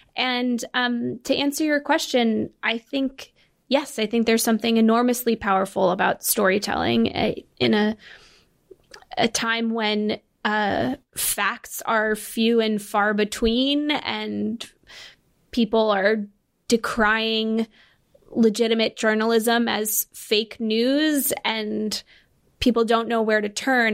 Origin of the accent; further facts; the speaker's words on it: Connecticut, United States; I'm from Connecticut